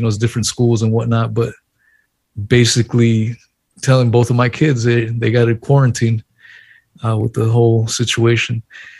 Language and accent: English; San Diego, California, United States; my parents are former illegal immigrants. I was born in San Diego, California, but, you know, they came from Mexico.